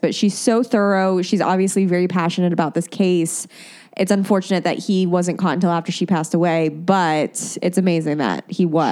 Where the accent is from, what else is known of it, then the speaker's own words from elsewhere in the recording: Indiana, United States; moved away; a radio show that oh. was in my hometown called Bob and Tom